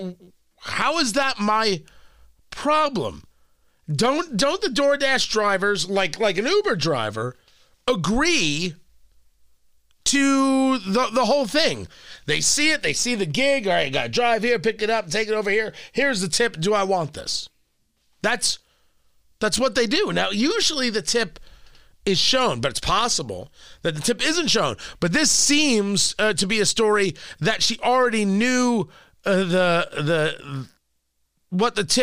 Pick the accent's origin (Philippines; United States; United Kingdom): United States; New Jersey; accent: New York; also born or lived in Brooklyn, New York; I was born in Brooklyn, but I really grew up in Jersey